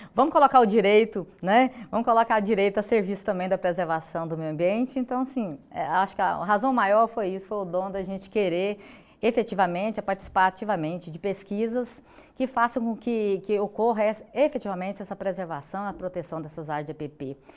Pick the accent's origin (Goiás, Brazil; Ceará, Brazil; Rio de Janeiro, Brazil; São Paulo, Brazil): Goiás, Brazil; sou da cidade de Goiás, né, pertenço a essa bacia hidrográfica do Rio Vermelho